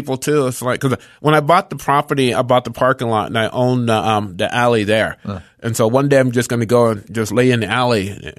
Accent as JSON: {"language": "English", "region": "Ohio", "country": "United States", "said": "I'm from Ohio"}